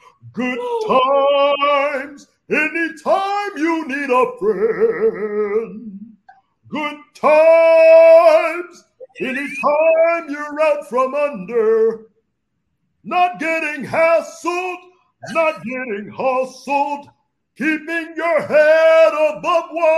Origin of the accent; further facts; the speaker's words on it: Chicago, Illinois, United States; now in Georgia, United States; I'm from Chicago.